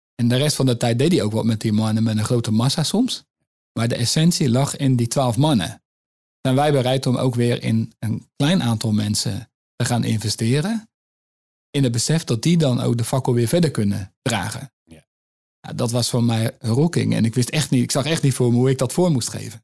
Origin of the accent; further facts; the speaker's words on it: Netherlands; als Nederlanders